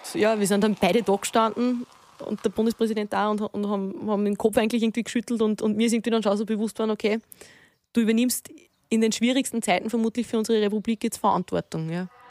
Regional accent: Walding, Upper Austria, Austria; also born or lived in Vienna; Wenn ich von daheim rede, dann rede ich von Walding. Dann rede ich äh, wirklich da, von, von meinem Elternhaus, dort wo ich aufgewachsen bin

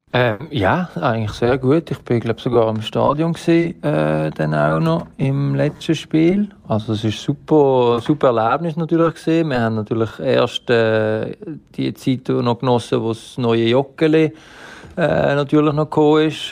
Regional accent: Basel, Basel-Stadt, Switzerland; als Basler

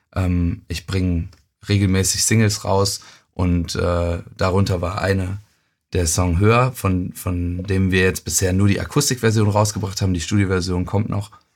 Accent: Euskirchen, North Rhine-Westphalia, Germany; also born or lived in Cologne; Also ich bin in Köln geboren und in Euskirchen aufgewachsen.

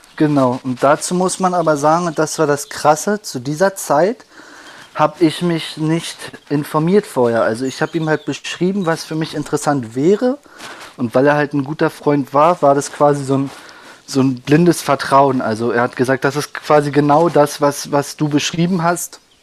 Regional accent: Berlin, Germany; ich bin aufgewachsen am Rande von Berlin, im Osten

